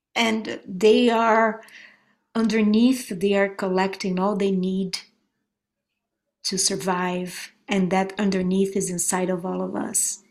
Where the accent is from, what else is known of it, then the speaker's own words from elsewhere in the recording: Brazil; now in United States; I'm from Brazil